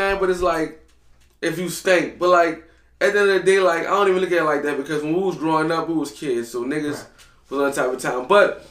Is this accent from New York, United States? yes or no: no; New Orleans, Louisiana, United States; growing up in New Orleans